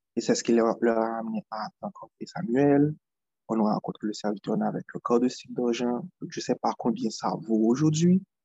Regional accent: Haiti; moi, je viens d'Haïti

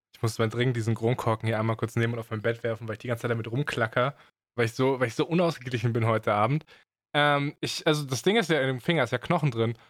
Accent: Swabia, Germany; Ich bin Schwabe

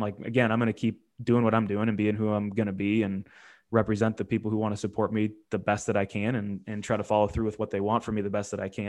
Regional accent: Ohio, United States; I grew up in Ohio

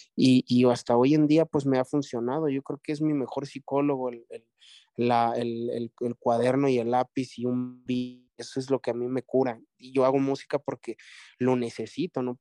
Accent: Mexico

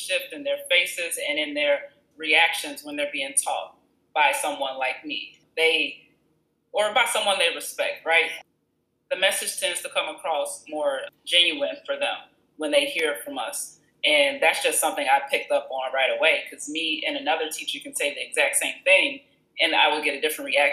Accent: Country Club Hills, Illinois, United States; also born or lived in Chicago / Champaign, Illinois / Southern California; I'm from Chicago. Well, I grew up in Country Club Hills on the outskirts

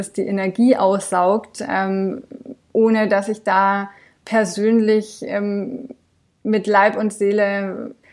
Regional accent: France; now in Germany; Also ich bin in Frankreich aufgewachsen, aber meine Eltern sind beide Deutsche. Also das war mehr so berufsbedingt von meinem Papa, dass wir rübergezogen sind und meine Eltern die Schnapsidee hatten, die Kinder könnten ja zweisprachig aufwachsen.

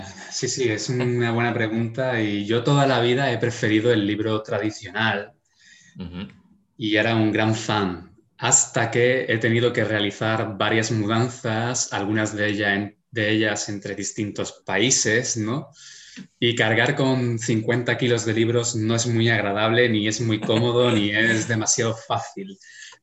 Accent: Spain; Como español

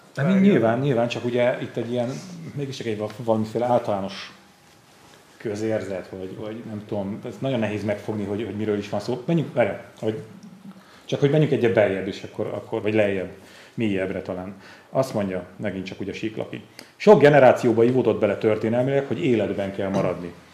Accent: Borsod-Abaúj-Zemplén, Hungary; én, mint Zempléni

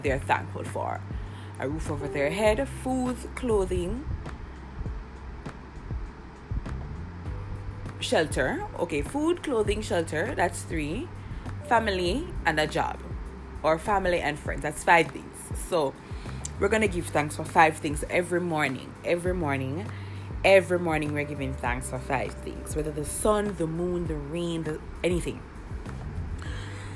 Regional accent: Jamaica; I'm Jamaican, by the way. So, of course, you will be hearing a little patois

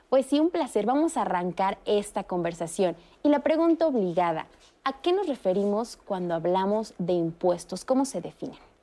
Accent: Mexico; como ciudadanos mexicanos.

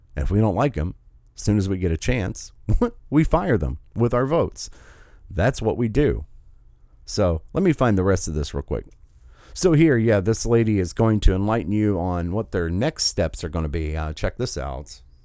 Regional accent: United States; I've been privileged enough to be born in this country

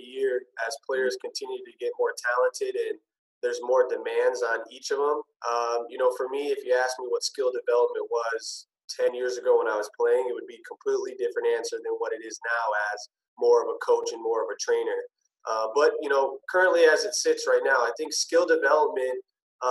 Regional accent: Minneapolis, Minnesota, United States; I'm from Minneapolis, Minnesota. So I played basketball here, born and raised

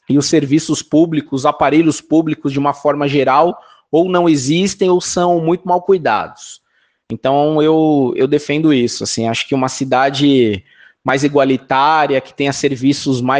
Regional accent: São Paulo, Brazil; eu tenho 40 anos de idade, sou nascido e criado aqui na Zona Norte de São Paulo

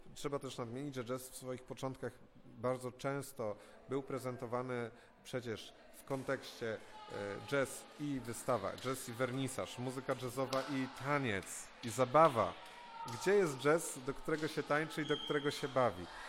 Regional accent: Krzycko Wielkie, Greater Poland, Poland; pochodzę z Krzycka Wielkiego, z gmina Włoszakowice, w Wielkopolsce

